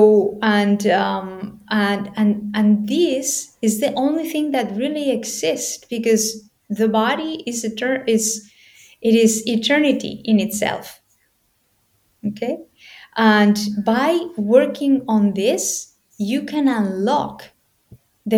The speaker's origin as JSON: {"language": "English", "country": "Spain", "tie": "born or raised there", "said": "I was born in Spain"}